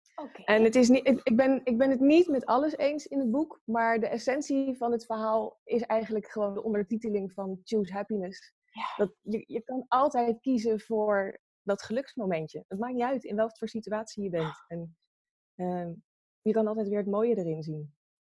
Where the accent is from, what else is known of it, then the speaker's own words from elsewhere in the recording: Pijnakker, South Holland, Netherlands; now in The Hague, Netherlands; In eh, een dorpje en dat heet Pijnakker en dat ligt bij eh, Delft.